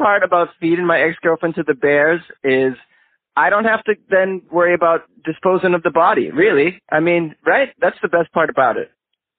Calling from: Los Angeles, California, United States; I'm calling from Los Angeles, long distance.

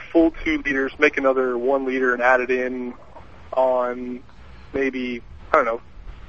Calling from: Pullman, Washington, United States; Pullman, Washington.

